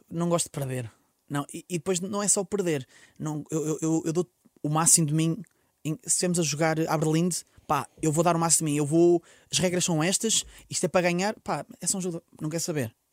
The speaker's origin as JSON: {"language": "Portuguese", "town": "Porto", "region": "Norte", "country": "Portugal", "said": "porque eu sou do Porto, um dragão, uma coisa fixe"}